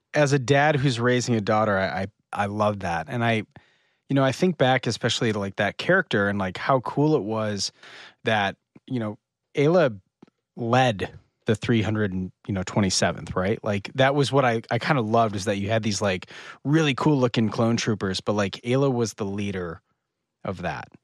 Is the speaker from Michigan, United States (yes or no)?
yes; Northern Michigan, United States; I'm from Northern Michigan.